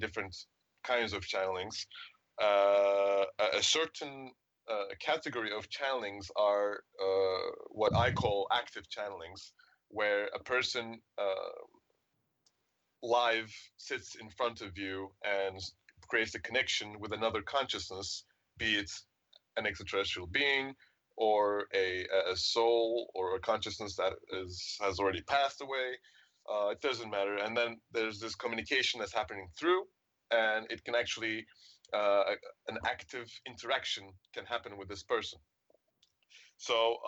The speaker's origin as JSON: {"language": "English", "region": "Istanbul", "country": "Turkey", "said": "I'm from Istanbul, Turkey"}